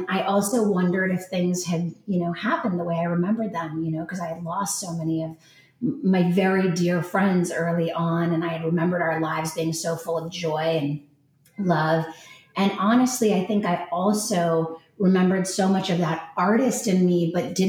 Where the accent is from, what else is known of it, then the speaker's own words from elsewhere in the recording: Los Angeles, California, United States; moved away; also born or lived in New York; growing up in Los Angeles and then moving to New York